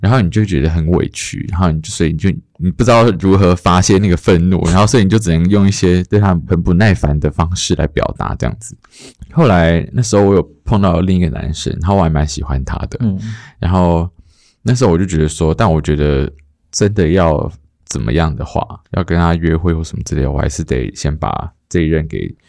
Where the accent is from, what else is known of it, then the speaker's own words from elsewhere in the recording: Taoyuan, Taiwan; 因为我本我是桃园人，然后我从来没有上过台北，小时候